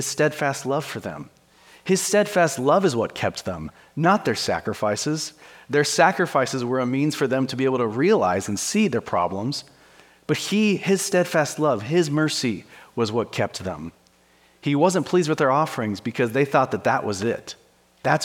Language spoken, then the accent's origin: English; Wyoming, United States; I'm from Wyoming